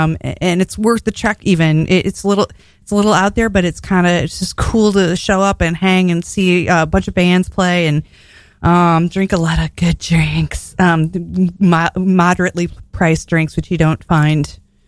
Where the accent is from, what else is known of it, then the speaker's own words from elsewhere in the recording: Ohio, United States; moved away; I'm from Ohio